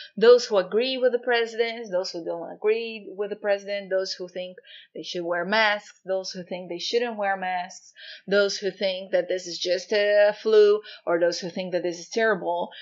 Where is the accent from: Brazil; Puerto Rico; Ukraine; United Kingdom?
Brazil; moved away; I'm actually Brazilian, born and raised in Brazil, and I don't live there anymore for many years now.